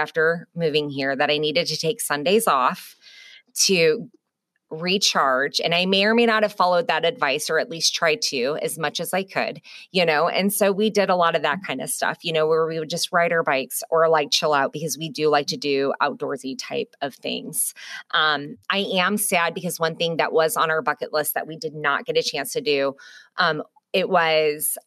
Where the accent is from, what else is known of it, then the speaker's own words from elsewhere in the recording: Midwest, United States; now in Hampton Roads, United States; I'm from the Midwest.